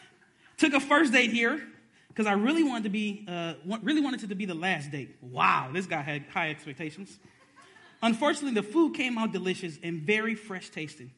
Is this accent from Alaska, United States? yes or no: no; Detroit, Michigan, United States; I was born in Detroit